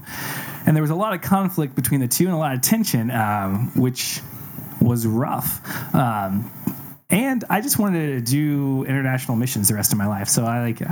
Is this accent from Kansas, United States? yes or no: yes; Kansas, United States; I grew up in Kansas